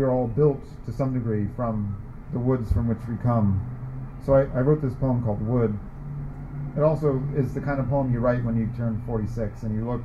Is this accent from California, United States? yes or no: yes; Sacramento, California, United States; moved away; I'm from Sacramento